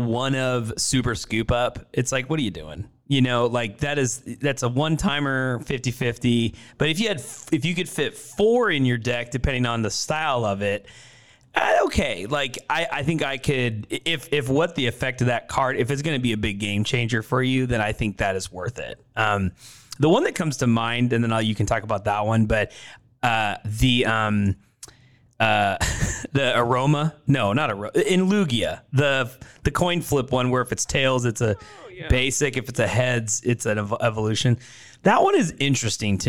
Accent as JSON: {"language": "English", "town": "Portland", "country": "United States", "tie": "born or raised there", "moved": "yes", "lives_now": "Waco, United States", "said": "I grew up in Portland. That's where I'm from"}